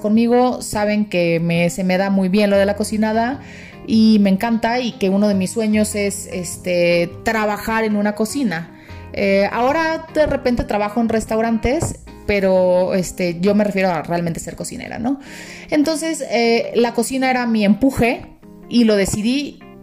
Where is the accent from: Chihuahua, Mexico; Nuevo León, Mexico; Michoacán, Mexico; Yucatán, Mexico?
Nuevo León, Mexico; Monterrey; moved away as an adult; now in Mexico City, Mexico; Yo soy de Monterrey, sí, este rancho enorme, soy ranchera